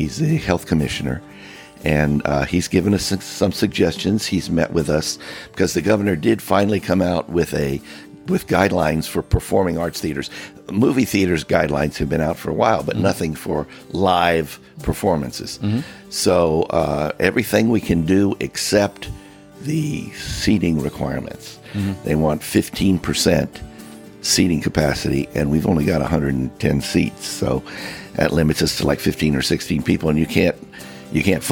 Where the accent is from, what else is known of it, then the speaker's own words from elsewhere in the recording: Miami, Florida, United States; moved away; I come from Miami.